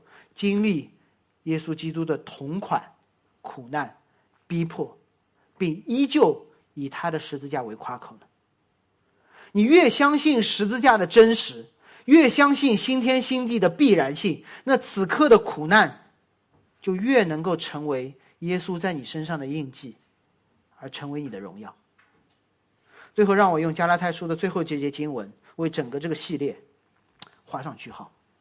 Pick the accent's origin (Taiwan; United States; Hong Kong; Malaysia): United States; Boston, Massachusetts; 首场比赛，我的家乡球队波士顿。